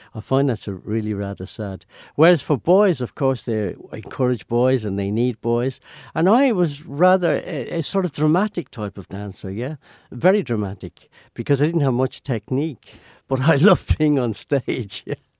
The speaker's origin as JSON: {"language": "English", "country": "Ireland", "also_born_or_lived": "London", "moved": "as an adult", "said": "I was a, a real paddy, you know, from, from the country"}